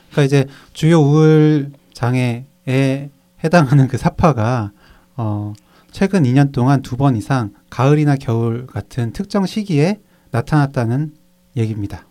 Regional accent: Cheongju, North Chungcheong, South Korea; 제 고향이라서.

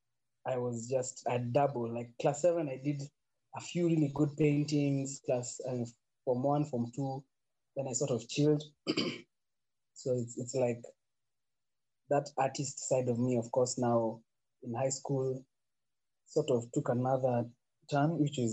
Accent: Nairobi, Kenya; I grew up in sides of Mountain View, Kangemi.

